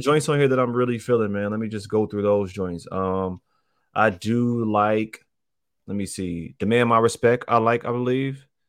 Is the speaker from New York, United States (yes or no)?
no; Chicago, Illinois, United States; I was born in the North Lawndale area